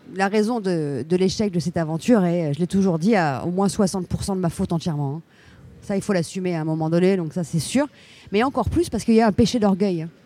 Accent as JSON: {"language": "French", "country": "France", "said": "Je suis française, européenne, très fière de l'être"}